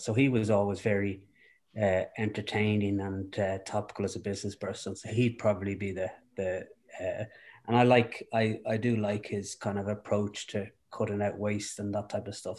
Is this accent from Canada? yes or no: no; Dublin, Leinster, Ireland; also born or lived in Rathfarnham / Foxrock / Clongowes; I, uh, grew up in Dublin.